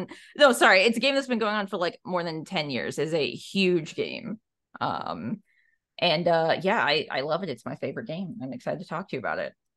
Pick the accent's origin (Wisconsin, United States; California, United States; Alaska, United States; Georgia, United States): Alaska, United States; moved away as an adult; also born or lived in Minneapolis, Minnesota; now in Portland, United States; I was coming from Alaska